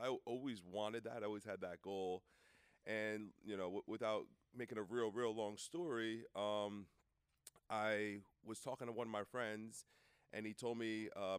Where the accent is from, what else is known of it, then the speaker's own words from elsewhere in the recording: Brick, New Jersey, United States; I grew up in New Jersey. It's a town called Brick is where I went to high school, right outside Thomas River, Seaside Heights.